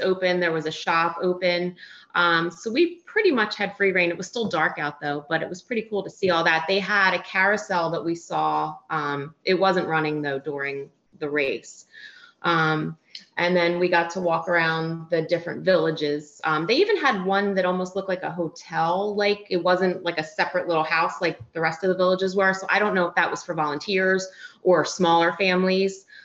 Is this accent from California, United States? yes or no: no; Philadelphia, Pennsylvania, United States; moved away as an adult; now in West Palm Beach, United States; We both were born and raised in Philly